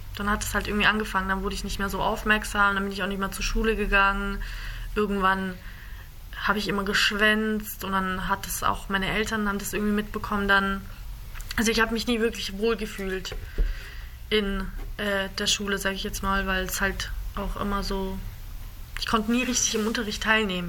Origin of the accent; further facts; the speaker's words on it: Germany; ich bin in Deutschland, ich bin hier aufgewachsen.